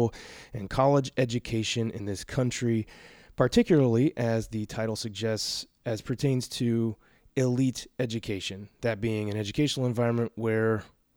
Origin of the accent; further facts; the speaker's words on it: Portland, Oregon, United States; moved away; I grew up on 40th and Hawthorne.